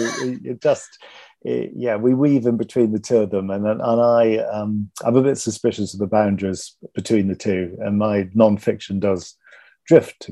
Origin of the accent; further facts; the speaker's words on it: East Sussex, South East England, United Kingdom; also born or lived in Kent; now in London, United Kingdom; I grew up first off in East Sussex, which is southeast of London, and then in Kent